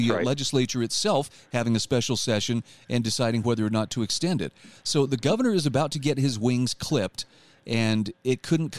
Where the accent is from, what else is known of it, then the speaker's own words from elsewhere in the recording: Utah, United States; my home state of Utah